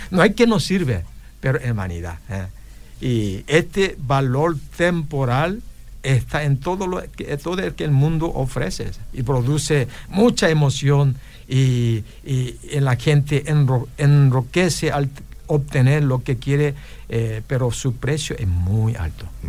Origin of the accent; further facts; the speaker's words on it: Paraguay; somos paraguayos